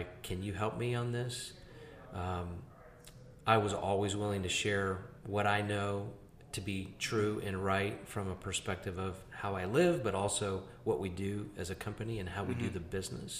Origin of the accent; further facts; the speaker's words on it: Greenville, South Carolina, United States; I'm from Greenville